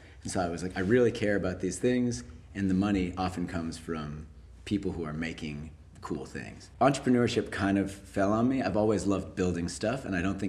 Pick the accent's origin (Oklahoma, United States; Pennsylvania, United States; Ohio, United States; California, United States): California, United States; moved away as an adult; also born or lived in Jerusalem, Israel / Massachusetts; now in New York, United States; 2 months old, I came into the US, lived in Massachusetts for the first 7 years, and then California for the rest of my life till I came to New York